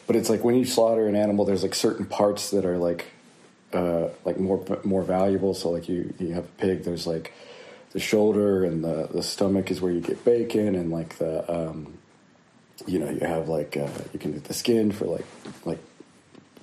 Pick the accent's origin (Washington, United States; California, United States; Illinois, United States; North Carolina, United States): North Carolina, United States; now in Philadelphia, United States; I was born in North Carolina, and I currently live in Philadelphia, Pennsylvania